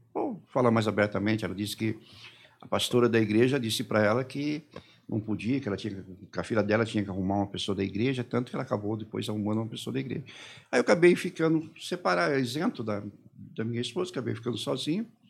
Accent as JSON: {"language": "Portuguese", "region": "São Paulo", "country": "Brazil", "said": "Comecei a fazer aqui em São Paulo, eu sou de São Paulo"}